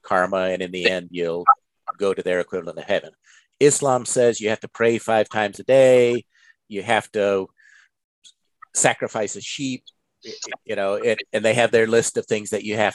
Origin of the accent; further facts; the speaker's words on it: United States; I grew up in America